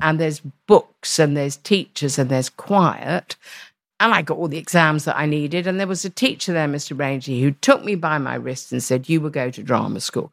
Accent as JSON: {"language": "English", "region": "London", "country": "United Kingdom", "tie": "born or raised there", "said": "I was born in the East End"}